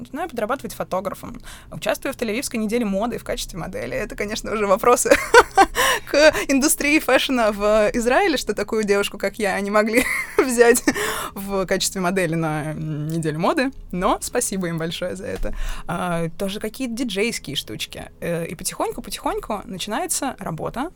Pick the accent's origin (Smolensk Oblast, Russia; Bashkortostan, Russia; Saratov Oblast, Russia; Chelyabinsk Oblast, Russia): Bashkortostan, Russia; also born or lived in Tel Aviv; now in Moscow, Russia; тот небольшой городок, где я родилась, в Башкирии